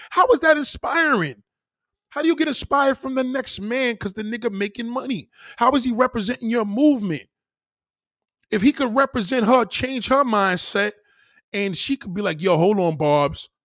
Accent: New York City, New York, United States; I was born there. I was born in Brownsville

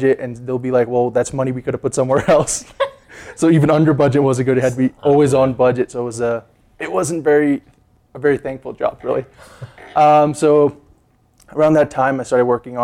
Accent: Surrey, British Columbia, Canada; moved away as an adult; now in Calgary, Canada; I'm actually originally from BC, born and raised in Surrey

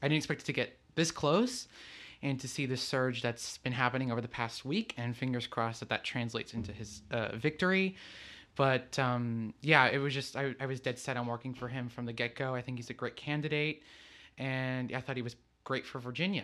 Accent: Lisbon, Portugal; moved away as an adult; also born or lived in New Jersey / Texas; I'm originally from Lisbon, Portugal. That's where I came here, but I was born in New Jersey

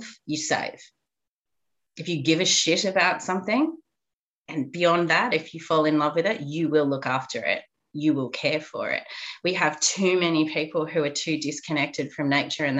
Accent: Australia; I went through school at a time where we were taught next to nothing about the truth of what happened to our Indigenous Aboriginal population

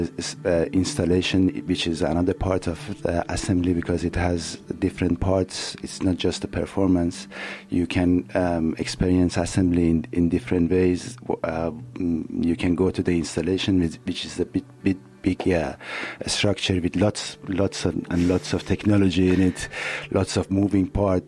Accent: Iran; now in London, United Kingdom; composer and sound designer from Iran

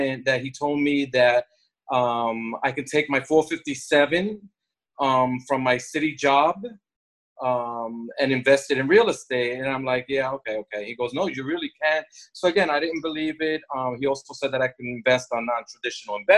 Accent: New York, United States; moved away as an adult; now in Miami Beach, United States; I'm from New York

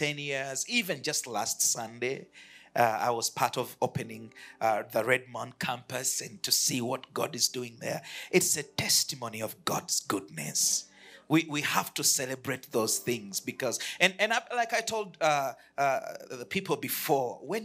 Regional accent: Uganda; I come from Uganda. I lead a church there called the City Church

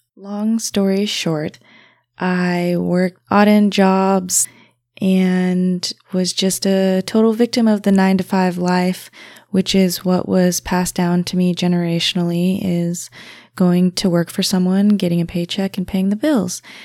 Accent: Hailey, Idaho, United States; about an hour to two hours away from Sun Valley, Haley area, which is where I was raised

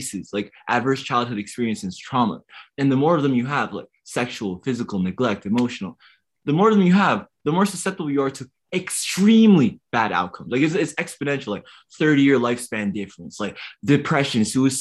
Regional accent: Toronto, Ontario, Canada; I'm from West End of Toronto, the Rexdale community. My parents are refugees around a bunch of immigrants

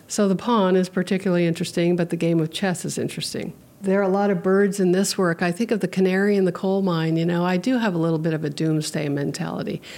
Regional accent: Hawaii, United States; now in Petersburg, United States; I grew up in Hawaii where pidgin English is spoken

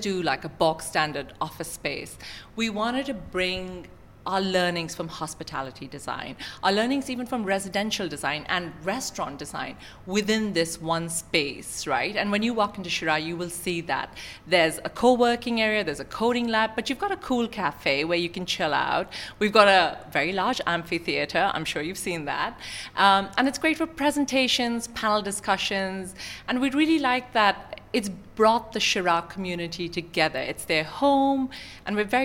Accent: Sharjah, United Arab Emirates; I grew up in Sharjah. It's my home in many ways.

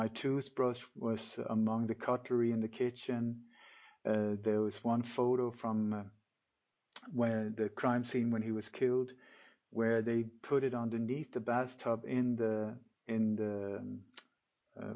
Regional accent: Denmark; moved away; also born or lived in Sweden / Mallorca, Spain; I'm Danish. I was born in Denmark, but lived many years in Sweden

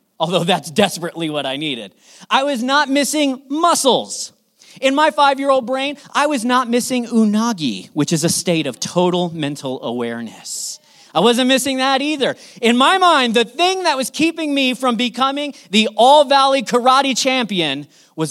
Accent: Southern California, United States; I grew up in Southern California

